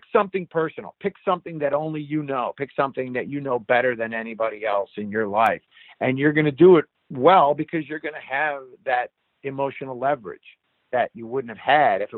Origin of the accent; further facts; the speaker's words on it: United States; me being the American